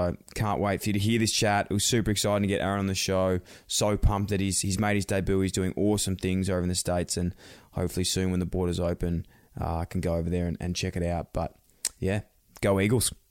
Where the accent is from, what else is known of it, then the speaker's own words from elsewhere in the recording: Australia; I'm from Australia